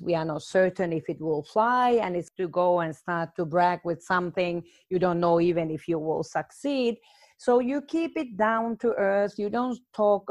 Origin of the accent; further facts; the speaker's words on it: Finland; moved away as an adult; now in Malta; I'm from Finland